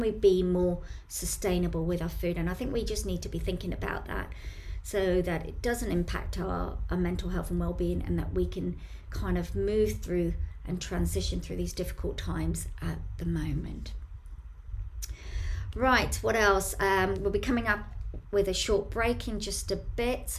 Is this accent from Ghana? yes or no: no; Bromley, London, United Kingdom; in Bromley here in the town centre